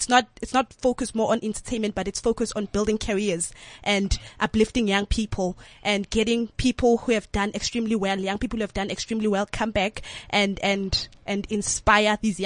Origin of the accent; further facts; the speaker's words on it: Tembisa, Gauteng, South Africa; I'm from Tembisa, Ebony Park.